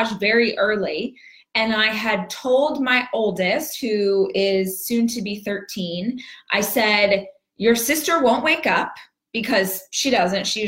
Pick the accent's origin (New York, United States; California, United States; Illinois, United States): California, United States; Southern; now in Texas, United States; I am born and raised in Southern California